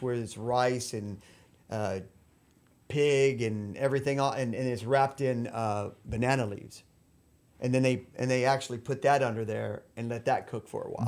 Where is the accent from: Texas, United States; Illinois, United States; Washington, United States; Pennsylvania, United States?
Texas, United States; La Porte; moved away as an adult; also born or lived in Mexico; now in Peru; I grew up in LaPorte